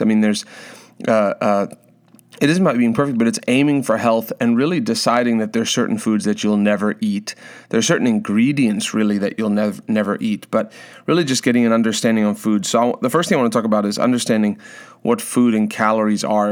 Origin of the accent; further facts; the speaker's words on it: South Africa; moved away; growing up in South Africa